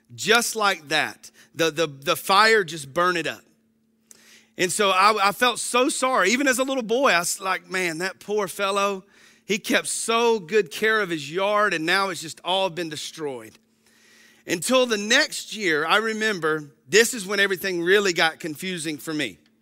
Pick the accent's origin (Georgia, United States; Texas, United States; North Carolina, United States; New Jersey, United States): Georgia, United States; I grew up in the North Hall community